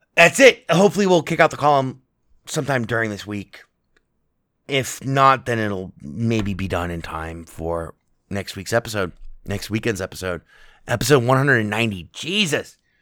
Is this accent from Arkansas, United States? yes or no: no; Las Vegas, Nevada, United States; my hometown, Las Vegas